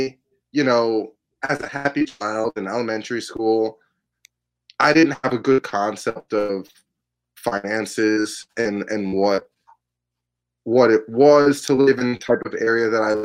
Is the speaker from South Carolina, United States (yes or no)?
no; New York City, New York, United States; also born or lived in Boston; I grew up in New York City. I grew up on the Upper West Side mostly